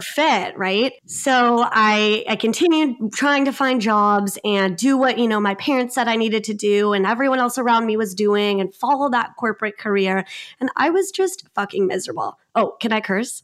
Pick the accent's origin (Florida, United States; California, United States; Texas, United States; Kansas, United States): California, United States; Long Beach; I am from Long Beach, California, so pretty much on the border of L A and Orange County. So, I grew up in L A, still here, love this city